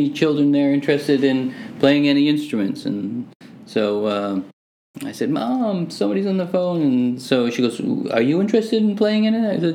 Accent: Hamilton, Ontario, Canada; also born or lived in Manchester, England; I was born in Manchester, and my parents immigrated here in '67. And so, uh, yeah, living in Hamilton, Ontario

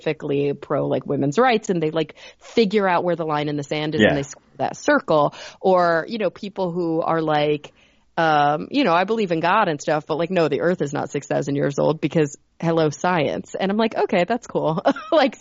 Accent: Texas, United States; we're from Texas

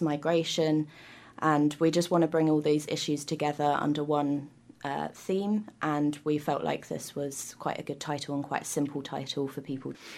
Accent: United Kingdom; now in New Zealand; I'm from the U K

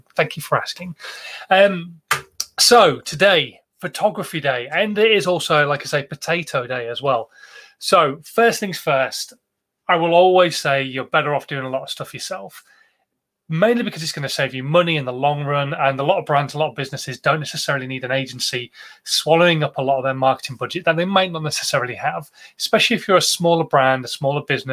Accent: Yorkshire and the Humber, United Kingdom; Being a Yorkshireman

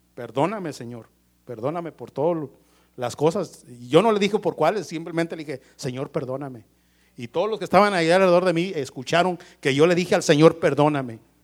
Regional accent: Mexico; como todo mexicano

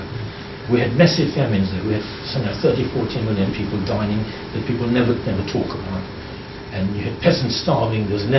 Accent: Kenya; I was born in Kenya

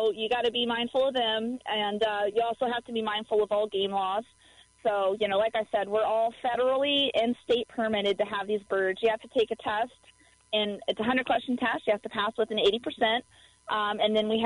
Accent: Dallas, Texas, United States; now in Missouri, United States; I grew up in Dallas, Texas

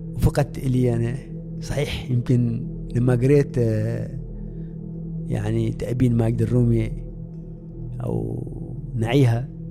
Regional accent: Oman; أني مسلم من عمان

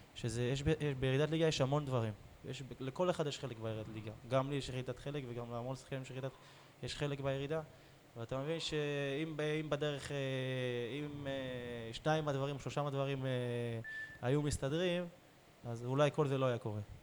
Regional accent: Beersheba, Southern District, Israel; באר שבעי. גדלתי פה

